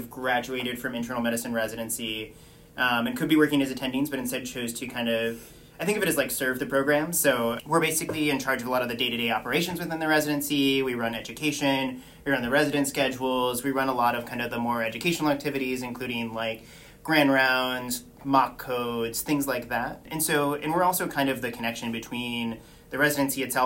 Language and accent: English; Endicott, New York, United States; now in Burlington, United States; I'm originally from Endicott, New York